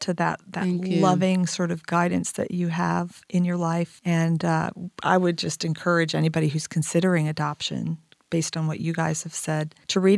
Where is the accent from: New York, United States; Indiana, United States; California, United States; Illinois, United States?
Indiana, United States; Indianapolis; I'm from Indianapolis